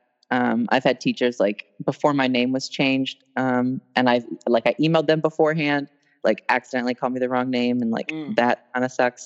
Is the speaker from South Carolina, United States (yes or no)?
no; Westminster, Maryland, United States; I'm from Westminster, Maryland. It's like probably like 45 minutes outside of Baltimore.